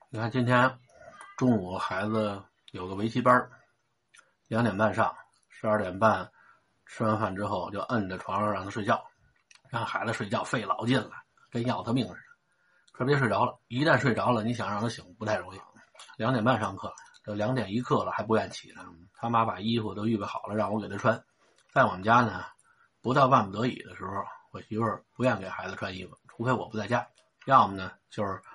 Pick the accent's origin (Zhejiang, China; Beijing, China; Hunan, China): Beijing, China; Xicheng; 打小都是在西城长大的